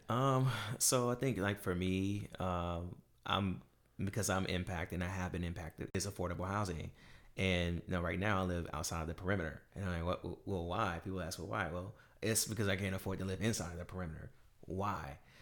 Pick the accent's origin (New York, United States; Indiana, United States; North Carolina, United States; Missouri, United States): North Carolina, United States; Durham; moved away; we grew up in Durham, North Carolina